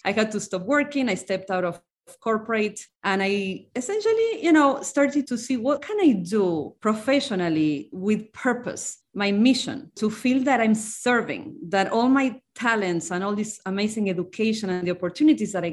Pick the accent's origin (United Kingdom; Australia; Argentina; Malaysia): Argentina; moved away as an adult; now in United States; I'm from Argentina, came to the US 20 years ago. I'm from a very small town in Argentina